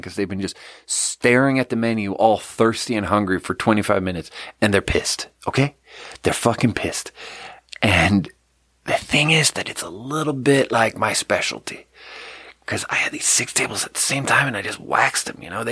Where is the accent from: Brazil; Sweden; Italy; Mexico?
Sweden; moved away; I grew up in Sweden, and in third grade in Sweden